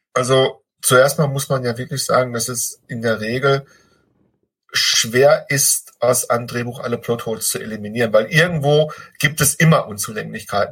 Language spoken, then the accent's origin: German; Ruhr area, North Rhine-Westphalia, Germany; bei uns im Ruhrpott